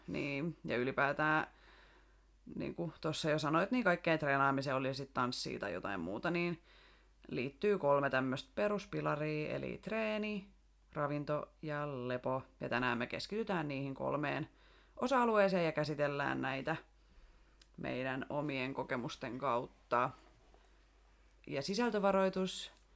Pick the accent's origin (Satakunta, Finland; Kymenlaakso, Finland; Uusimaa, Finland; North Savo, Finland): Satakunta, Finland; Rauma; also born or lived in Tampere; now in Turku, Finland; lapsuudesta Raumalta.